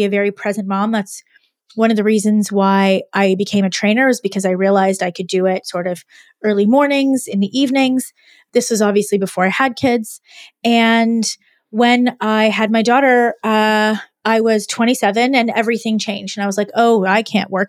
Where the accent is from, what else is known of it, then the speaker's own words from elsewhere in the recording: Canada; also born or lived in Montreal, Quebec; I am Canadian and I went to university in Montreal, Quebec